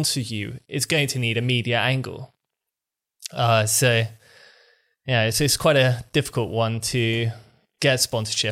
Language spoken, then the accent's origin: English; United Kingdom; accent: British; I have a British accent